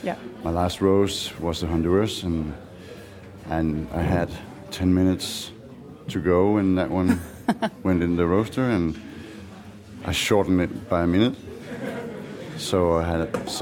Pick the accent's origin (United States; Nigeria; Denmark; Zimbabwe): Denmark; Aarhus, Central Denmark Region; English is a second language; I'm from Mokkerhausen, Aarhus.